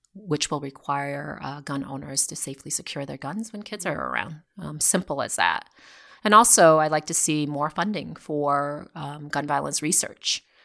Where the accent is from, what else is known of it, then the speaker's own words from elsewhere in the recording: Vermont, United States; now in Newtown, United States; I grew up in Vermont